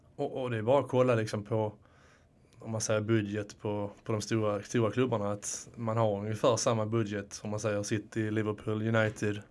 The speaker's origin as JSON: {"language": "Swedish", "town": "Landskrona", "region": "Skåne", "country": "Sweden", "also_born_or_lived": "Netherlands", "moved": "yes", "lives_now": "Stockholm, Sweden", "said": "nu kommer jag från, eh, från, från Skåne, men från, precis. Landskrona"}